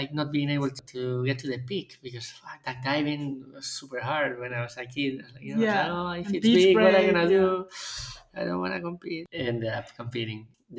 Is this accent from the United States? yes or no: no; Vigo, Galicia, Spain; also born or lived in Buenos Aires, Argentina; I loved growing up in Galicia. We were living in a little island like close next to Vigo